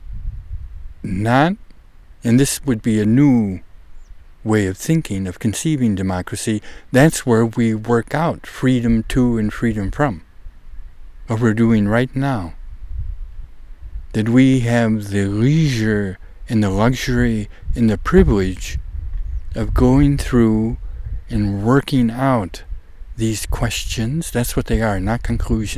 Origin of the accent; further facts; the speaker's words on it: United States; also born or lived in Netherlands; a young, naive American like myself